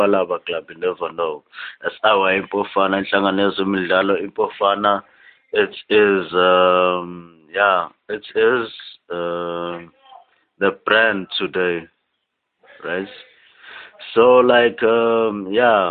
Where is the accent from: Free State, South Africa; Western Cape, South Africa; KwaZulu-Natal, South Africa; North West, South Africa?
North West, South Africa; Potchefstroom; I was born 10 kilometers from this town, you know. So I can sort of claim that I was born and raised in Sheppy